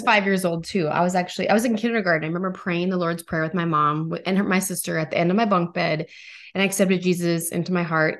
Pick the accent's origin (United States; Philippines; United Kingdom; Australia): United States; North Dakota; I'm from North Dakota